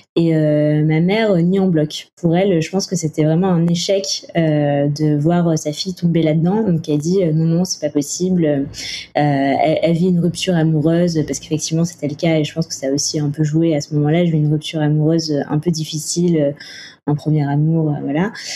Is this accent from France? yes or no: yes; Toulouse, Occitania, France; now in Paris, France; je suis originaire de Toulouse et aujourd'hui, euh, je vis, euh, je vis à Paris.